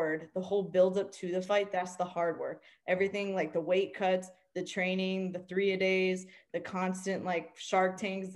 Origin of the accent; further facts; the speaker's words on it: Miami, Florida, United States; I grew up in Miami.